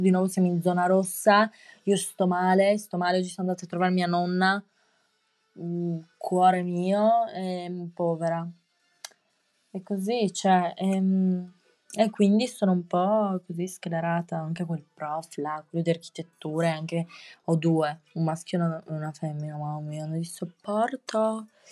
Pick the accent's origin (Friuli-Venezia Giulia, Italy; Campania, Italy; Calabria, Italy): Friuli-Venezia Giulia, Italy; Trieste; accent: triestino; il mio accento triestino e osceno